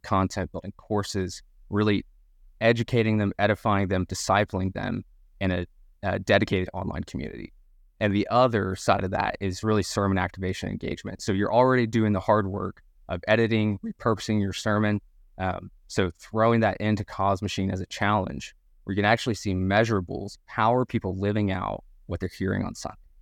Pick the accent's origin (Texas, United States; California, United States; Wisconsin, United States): Texas, United States; Dallas; moved away as an adult; also born or lived in Birmingham, Alabama; now in Louisville, United States; I'm originally, uh, from Dallas, Texas, as any good Texan, I have to make note that I'm from Texas.